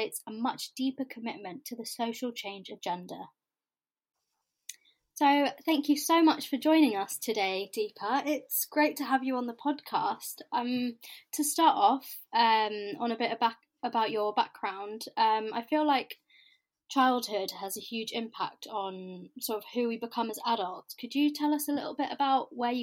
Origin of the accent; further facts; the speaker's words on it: Cambridge, East of England, United Kingdom; also born or lived in Surrey; I was born in Surrey and raised in Cambridge